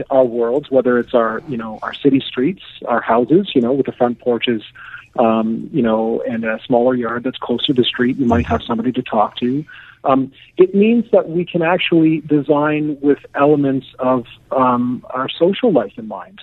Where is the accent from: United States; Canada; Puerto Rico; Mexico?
Canada; as a Canadian